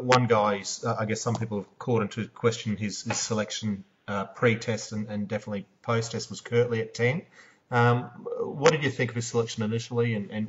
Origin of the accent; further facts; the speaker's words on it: Queensland, Australia; As a Queenslander